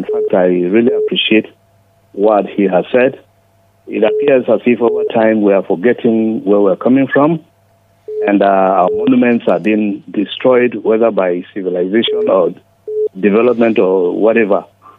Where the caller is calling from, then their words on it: Nigeria; I'm calling you from Daria Road.